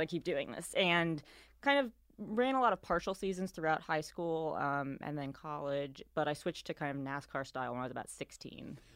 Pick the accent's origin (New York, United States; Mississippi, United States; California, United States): New York, United States; New York City; moved away as an adult; also born or lived in Bay Area; now in Charlotte, United States; I am from New York City